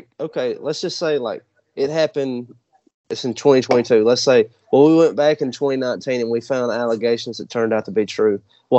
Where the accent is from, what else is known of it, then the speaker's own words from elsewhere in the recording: the South, United States; just growing up in the South